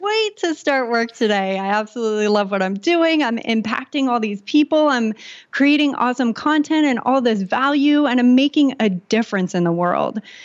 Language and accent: English; San Diego, California, United States; I grew up in San Diego, California